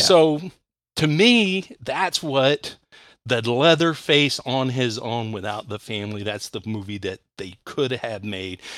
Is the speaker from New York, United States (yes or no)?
no; Texas, United States; now in Ohio, United States; I was born in Texas and grew up in Texas